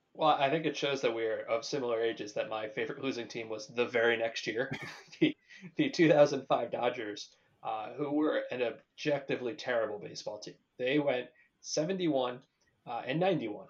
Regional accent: Brick, New Jersey, United States; moved away; also born or lived in Boston; I'm from New Jersey. I'm not from LA.

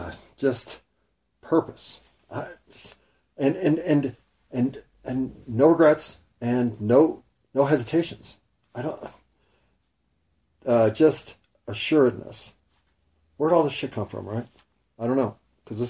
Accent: United States; I'm an American, white middle class

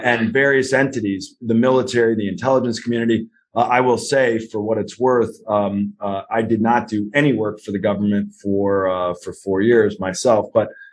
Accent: United States; also born or lived in New Haven, Connecticut / Ireland; how much of an American I am

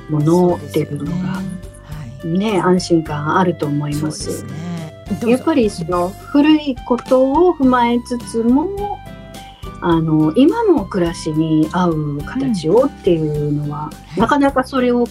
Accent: Hokkaido, Japan; 私は北海道出身なの

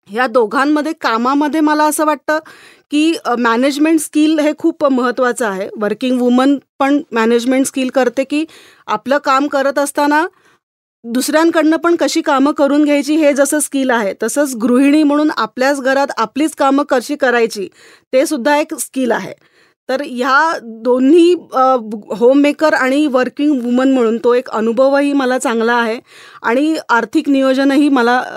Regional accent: Mumbai, Maharashtra, India; मी मुळची मुंबईची त्याच्यामुळे माझं शिक्षण आणि नोकरीची पहिली संधीसुद्धा मला मुंबईतच मिळाली

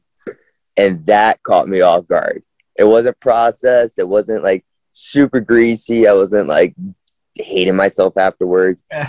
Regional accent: New York City, New York, United States; I'm originally from New York

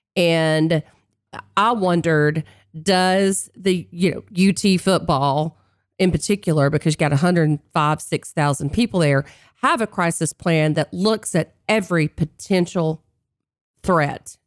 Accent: North Carolina, United States; moved away; being in my home state of North Carolina with my family

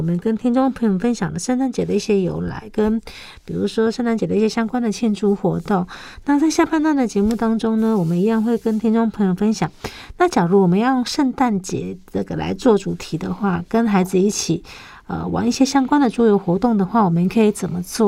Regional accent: Taiwan; 营养口粮是我们台湾很久以来，就是已经很久呃。应该说很久之前就有一种东西

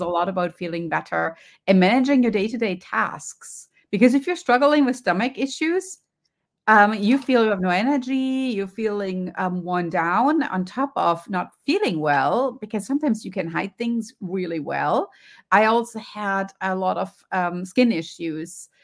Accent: Germany; accent: German; moved away; you can hear from my accent. I grew up in Germany

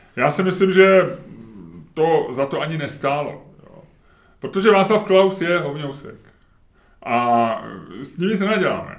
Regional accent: Czechia; jsme řekli z Česka

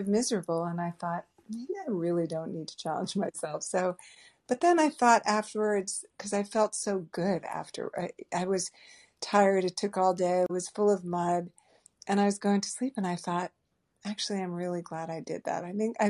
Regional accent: New England, United States; I grew up in New England. Every friend, everyone I knew growing up was going to Vermont or New Hampshire or skiing every weekend, and I did not go skiing.

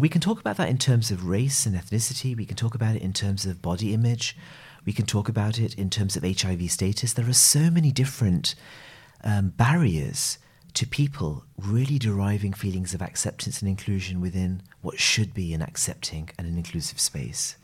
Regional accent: United Kingdom; I'm a gay man who's of South Asian origin. I'm British

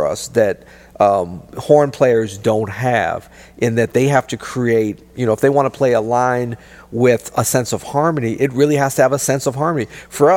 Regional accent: St. Louis, Missouri, United States; also born or lived in New York / New Orleans; we're both from St. Louis, or both grew up in St. Louis and live here now

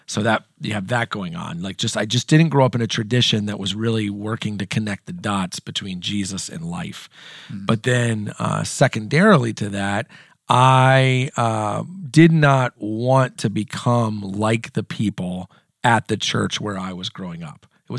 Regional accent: Indiana, United States; I'll just start with, I am from Southern Indiana. My family moved a couple of times when I was a kid growing up, but when I was in eighth grade, we moved to Southern Indiana, and that's where my family still is.

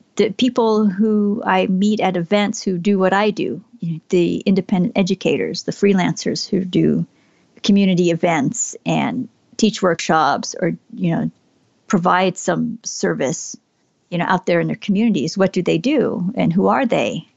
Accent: Southern California, United States; I was born here in Southern California

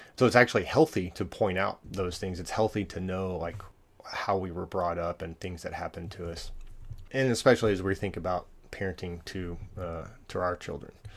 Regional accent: Allen, Texas, United States; I grew up in Allen, Texas

